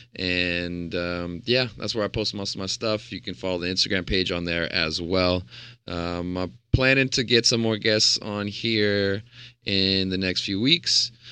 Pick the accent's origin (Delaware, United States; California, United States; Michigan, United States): California, United States; Stockton; also born or lived in Phoenix, Arizona; Stockton, my, uh, my hometown where I grew up